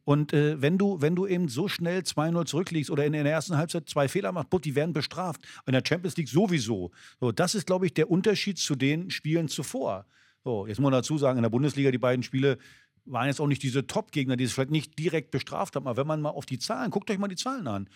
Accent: East Germany, Germany; als Ossi

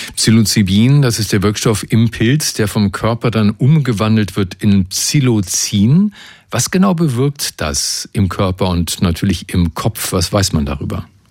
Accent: Brandenburg, Germany; bei uns in Brandenburg

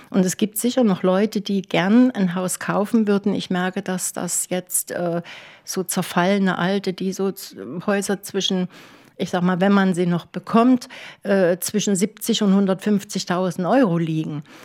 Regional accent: Leipzig, Saxony, Germany; now in Klaushagen, Germany; Also nach Klaus Hagen über viele, viele Umwege von Leipzig, Stationen in die Uckermark, in DDR-Zeiten noch. Das war ja wie Auswandern nach Kanada.

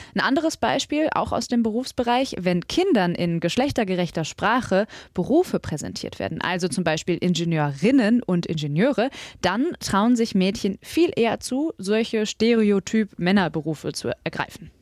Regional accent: Mülheim an der Ruhr, North Rhine-Westphalia, Germany; ich bin nämlich in Mülheim zur Schule gegangen

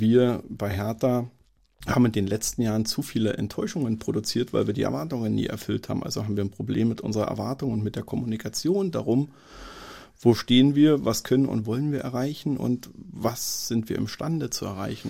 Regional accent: Berlin, Germany; also born or lived in Marienberg / Dresden; bin in einem Umfeld in Marzahn aufgewachsen

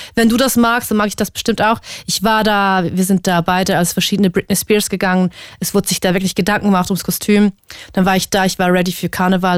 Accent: Switzerland; moved away as an adult; now in Germany; ich komme aus der Schweiz

